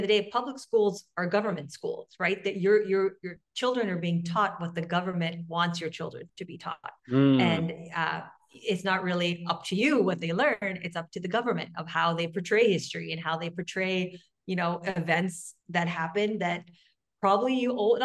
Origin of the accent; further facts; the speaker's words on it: Quebec, Canada; I'm from Quebec